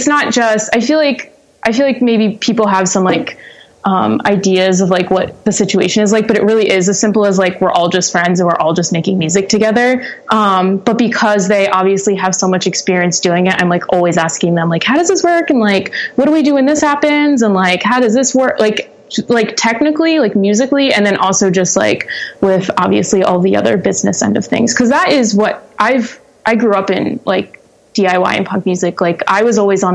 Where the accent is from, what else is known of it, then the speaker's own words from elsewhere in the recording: Chalfont, Pennsylvania, United States; also born or lived in Philadelphia, Pennsylvania; I was born and raised in, Doylestown, well, specifically Chalfont, which is just up the road, about 5 minutes, but, for all intents and purposes, Doylestown